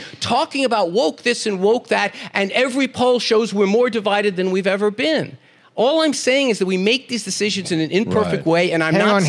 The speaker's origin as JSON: {"language": "English", "town": "New York City", "region": "New York", "country": "United States", "said": "I'm a guy from Brooklyn, New York."}